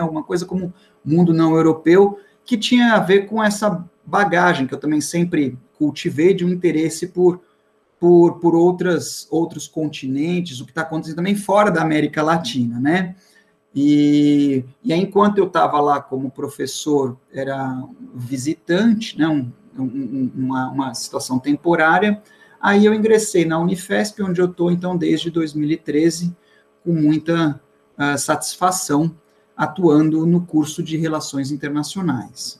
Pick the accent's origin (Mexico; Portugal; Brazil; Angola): Brazil; Bahia; now in São Paulo, Brazil; sempre com o sangue baiano nas veias